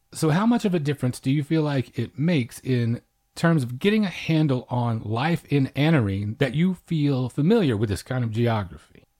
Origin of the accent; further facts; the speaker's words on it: Oklahoma, United States; now in Texas, United States; I'm from Oklahoma, and we're kind of cousins with Texas in that way, so I grew up with a similar emphasis placed upon it